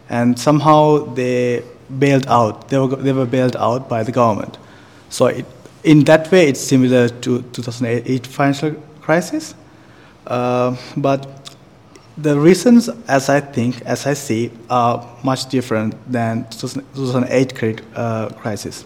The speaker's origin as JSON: {"language": "English", "country": "Sri Lanka", "moved": "as an adult", "lives_now": "Taiwan", "said": "I'm from Sri Lanka, and I'm a second year master's student of Taipei School of Economics and Political Science"}